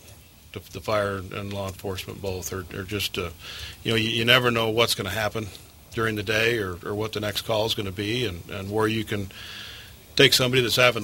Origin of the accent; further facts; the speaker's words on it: St. George, Utah, United States; also born or lived in Salt Lake City, Utah; I grew up here in St. George. We moved down from Salt Lake back in the 70s and went to school here